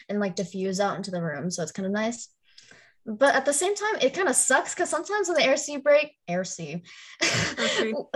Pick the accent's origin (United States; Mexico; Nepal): United States; Florida; also born or lived in Chicago, Illinois; I was born in like Southbridge, Chicago. So it was cold and also gross at the same time. But I was also only there until I was like 3. So I was basically raised in Florida